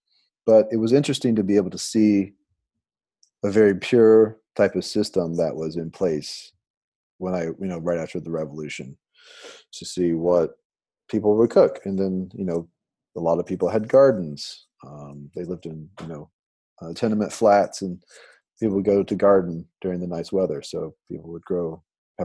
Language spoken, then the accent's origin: English; Nashville, Tennessee, United States; moved away as an adult; also born or lived in Prague, Czech Republic; we moved to Nashville back home when my wife was pregnant with our daughter